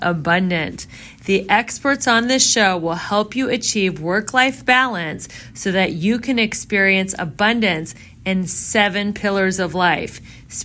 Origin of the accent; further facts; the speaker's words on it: Midwest, United States; I'm from the Midwest